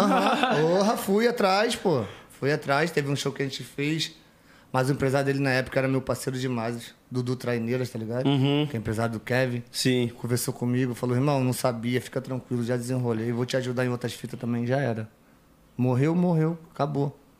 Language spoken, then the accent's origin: Portuguese; Rio de Janeiro, Brazil; moved away as an adult; now in São Paulo, Brazil; sou carioca